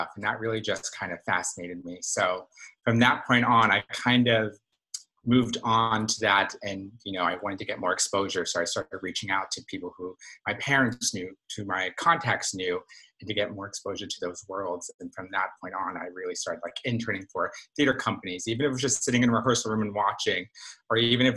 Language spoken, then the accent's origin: English; New York City, New York, United States; I grew up here in New York City